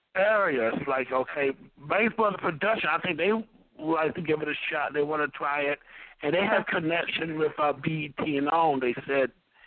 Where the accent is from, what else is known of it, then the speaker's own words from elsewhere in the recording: near Detroit, Michigan, United States; I'm from Michigan, too, near Detroit.